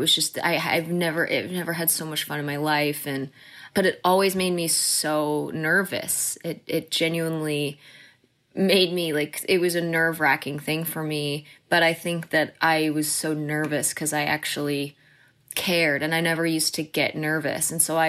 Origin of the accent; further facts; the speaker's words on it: The Colony, Texas, United States; So that's what moved us to Texas. And I pretty much consider Texas my home, my hometown. I lived in the Colony, Texas, mm-hmm. is where I grew mm-hmm. up. And it was the best place to grow up.